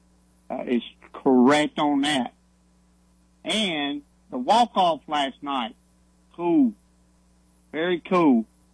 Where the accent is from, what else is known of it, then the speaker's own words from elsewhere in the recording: Greensboro, North Carolina, United States; I'm from Greensboro